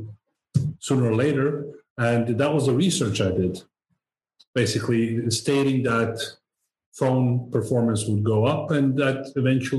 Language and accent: English; Sweden; I'm born Swedish. I am Swede. My parents and grandparents came here from Serbia